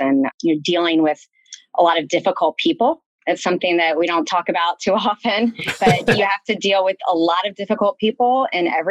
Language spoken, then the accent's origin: English; North Carolina, United States; moved away; I'm Southern by background. I'm from North Carolina. So you can't take the South out of the girl